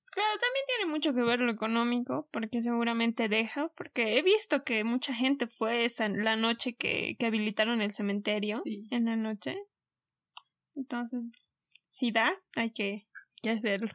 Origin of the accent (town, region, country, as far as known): Bolivia